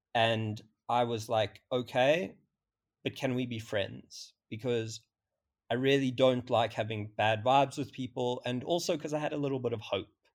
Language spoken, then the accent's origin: English; South Africa; I'm twenty-five, I'm from South Africa